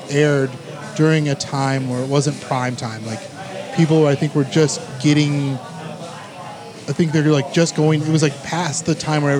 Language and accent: English; Cleveland, Ohio, United States; also born or lived in Los Angeles, California; I was born in Los Angeles, California. I've grown up here in Cleveland, Ohio. I've been living here since I was like 3 years old